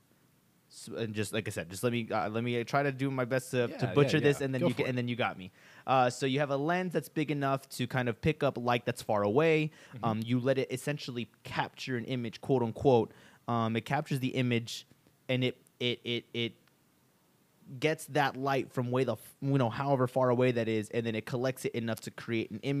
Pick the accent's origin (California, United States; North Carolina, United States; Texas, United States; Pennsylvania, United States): Texas, United States; Del Rio; my hometown in Del Rio, Texas